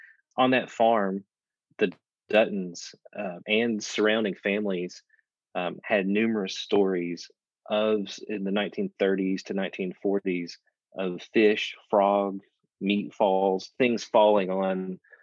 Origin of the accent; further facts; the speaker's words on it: Appalachia, Eastern Kentucky, United States; also born or lived in Somerset, Kentucky; I grew up in Eastern Kentucky in, Appalachia, and stories were always, you know, folklore is central to life there. And definitely when we moved to Somerset